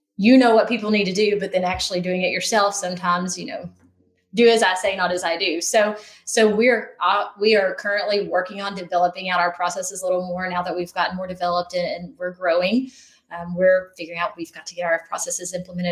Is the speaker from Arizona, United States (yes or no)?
no; outside of Knoxville, Tennessee, United States; I grew up outside of Knoxville